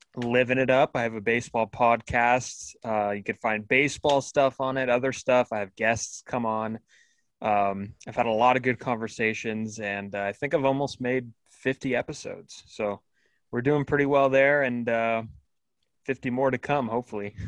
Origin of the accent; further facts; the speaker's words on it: Pacifica, California, United States; I'm from the Bay Area, uh, just a suburb of San Francisco, a little south down here in Pacifica